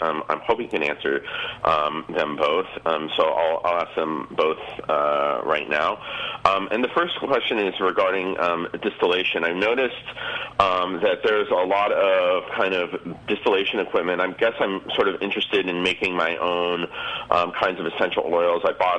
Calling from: San Francisco, California, United States; I'm calling from San Francisco.

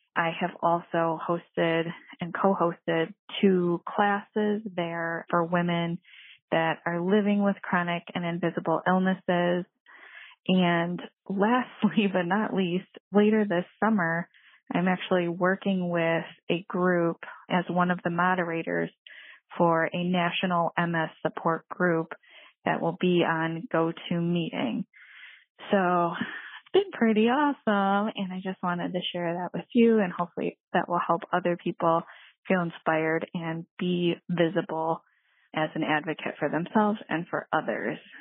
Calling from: Detroit, Michigan, United States; I'm calling from Detroit, Michigan area

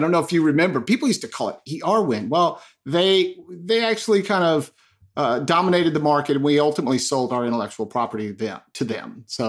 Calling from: Charlotte, North Carolina, United States; I am joining you from really frigid Charlotte, North Carolina.

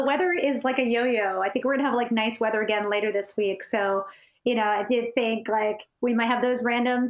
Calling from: Beacon, New York, United States; We're calling from Beacon, New York, so just up in the Hudson Valley.

